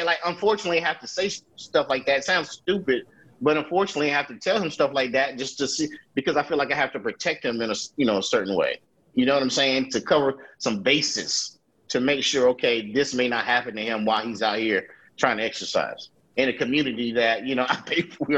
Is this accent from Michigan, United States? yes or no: no; Durham, North Carolina, United States; growing up in Durham, you rarely had racism because everybody in Durham was Black